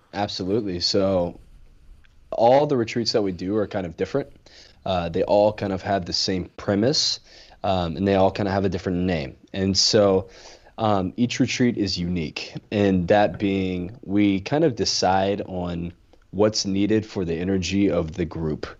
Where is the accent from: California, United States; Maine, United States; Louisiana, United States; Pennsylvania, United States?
Louisiana, United States; growing up in Louisiana